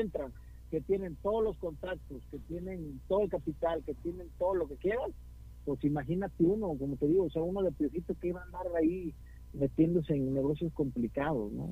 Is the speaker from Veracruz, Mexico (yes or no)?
yes; Veracruz, Mexico; now in Guadalajara, Mexico; mi banda jarocha